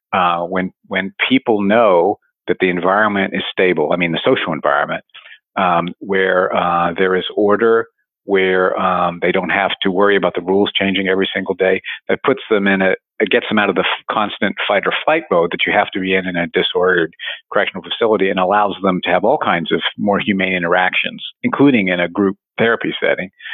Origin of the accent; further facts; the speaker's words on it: West Virginia, United States; moved away; grew up in West Virginia and uh, it's ground zero for the opioid epidemic